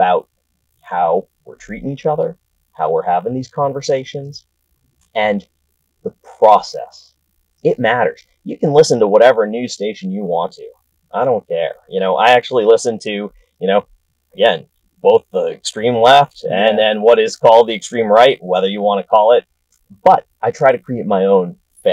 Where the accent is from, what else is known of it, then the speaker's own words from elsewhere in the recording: outside Boston, Massachusetts, United States; now in Washington, D.C., United States; I grew up outside Boston, you know, born in the town where the Revolutionary War actually started